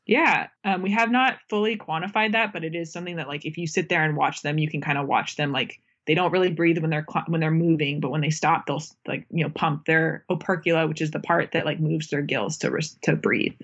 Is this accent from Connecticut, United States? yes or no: no; Florida, United States; moved away; I grew up in Florida